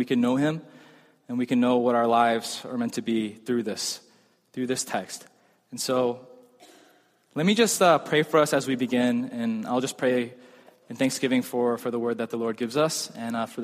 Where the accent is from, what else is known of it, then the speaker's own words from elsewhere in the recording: United States; I'm American